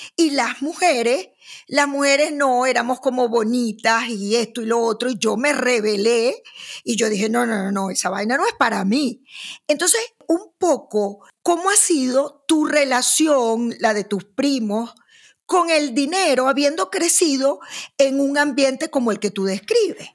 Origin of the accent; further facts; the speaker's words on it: Maracaibo, Zulia, Venezuela; yo que vengo de Maracaibo